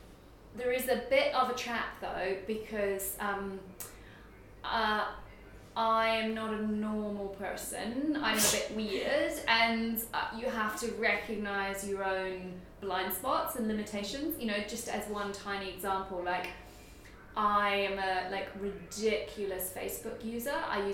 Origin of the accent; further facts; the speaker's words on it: New Zealand; this was quite a big deal because I'm from New Zealand, so to go from New Zealand to Germany is like very far.